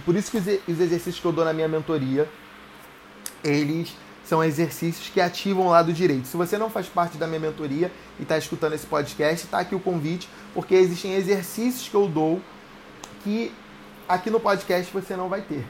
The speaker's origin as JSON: {"language": "Portuguese", "region": "Rio de Janeiro", "country": "Brazil", "accent": "carioca", "said": "mas eu sou carioca mesmo"}